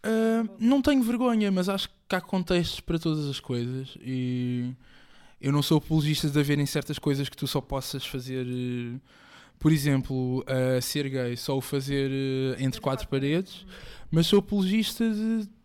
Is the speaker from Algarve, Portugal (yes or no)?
no; Moita, Setúbal, Portugal; also born or lived in Africa (born, likely Angola); eu cresci na Moita. Vivi lá mais de 20 anos